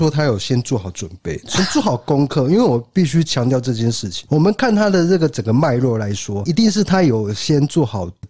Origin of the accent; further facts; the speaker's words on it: Renwu, Kaohsiung, Taiwan; 因为我是人武人嘛，大家知道我们人武人是吃烤鸭长大的。